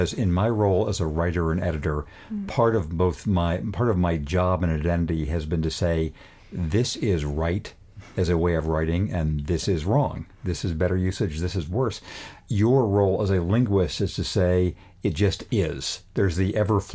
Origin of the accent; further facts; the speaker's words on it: Redlands, California, United States; moved away; my hometown paper, which was, when I was a kid, the Redlands Daily Facts in Redlands, California